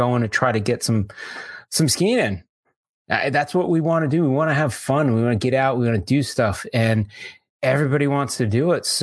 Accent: New York, United States; Growing up in New York

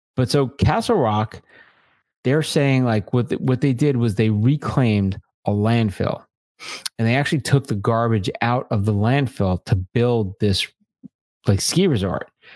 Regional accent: Long Island, New York, United States; I grew up in Long Island

